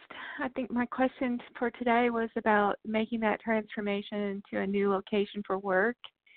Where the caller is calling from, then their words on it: Texas, United States; Yeah, Texas.